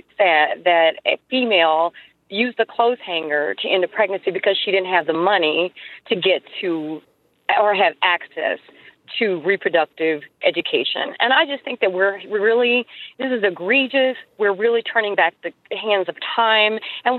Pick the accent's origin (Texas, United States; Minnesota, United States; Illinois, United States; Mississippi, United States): Mississippi, United States; also born or lived in Louisiana; now in Virginia, United States; I grew up in Mississippi, and I went to school in Louisiana at an HBCU